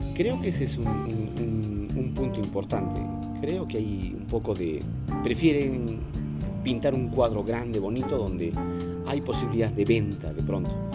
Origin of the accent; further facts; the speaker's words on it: Cusco, Peru; nosotros como cusqueños lo tenemos muy presente a cada día